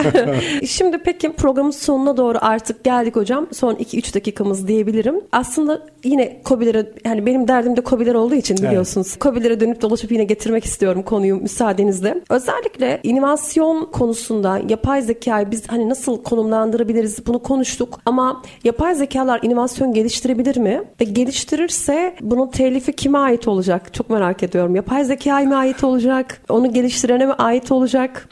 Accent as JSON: {"language": "Turkish", "region": "Erzurum", "country": "Turkey", "said": "Bir Erzurumlu olarak"}